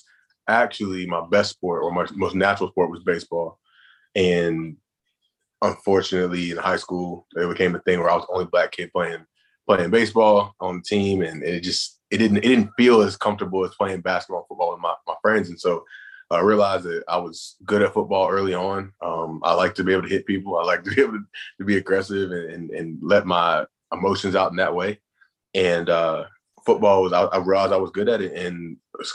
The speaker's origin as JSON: {"language": "English", "region": "the Carolinas", "country": "United States", "tie": "born or raised there", "said": "I grew up in the Carolinas"}